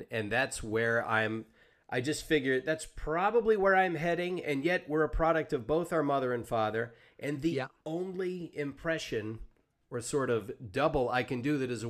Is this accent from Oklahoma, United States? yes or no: no; Savannah, Georgia, United States; And I grew up in the Deep South, but in Savannah, which is on the East Coast. But when I was in high school, I had an accent